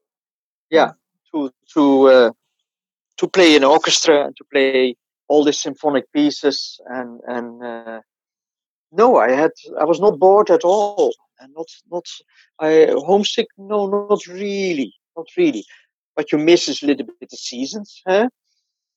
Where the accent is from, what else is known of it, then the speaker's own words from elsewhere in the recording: Sneek, Friesland, Netherlands; moved away as an adult; also born or lived in Amsterdam; I'm born in Sneek. Sneek is in Friesland, in the northern, one of the northern provinces.